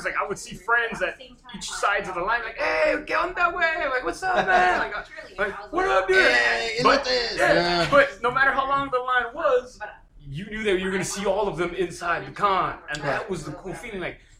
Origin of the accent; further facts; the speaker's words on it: San Diego, California, United States; I grew up in San Diego all my life.